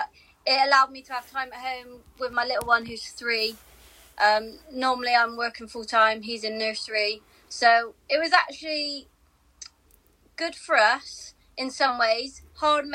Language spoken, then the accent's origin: English; Bristol, South West England, United Kingdom; I was born and raised in Bristol